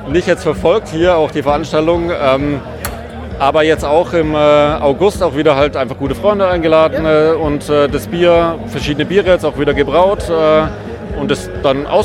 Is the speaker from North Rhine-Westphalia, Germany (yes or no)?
no; Würzburg, Bavaria, Germany; Würzburg, also ich bin eigentlich